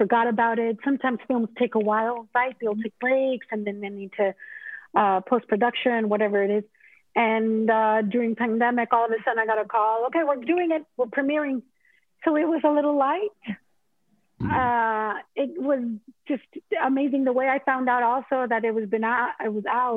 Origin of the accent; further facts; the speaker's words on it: Mexico; moved away as an adult; now in United States; when I came over from Mexico